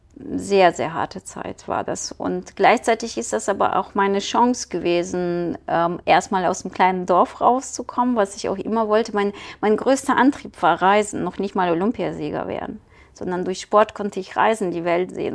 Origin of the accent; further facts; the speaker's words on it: Ukraine; German is a second language; moved away as an adult; also born or lived in Kyiv, Ukraine; now in Düsseldorf, Germany; Ich bin geboren in der Ukraine